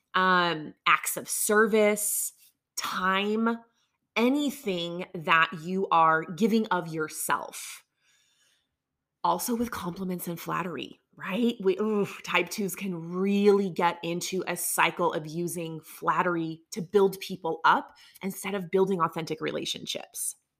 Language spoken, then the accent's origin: English; the South, United States; I grew up down here in the South in a conservative world where everything is yes, ma'am, no, ma'am, thank you, yes, sir all of those things.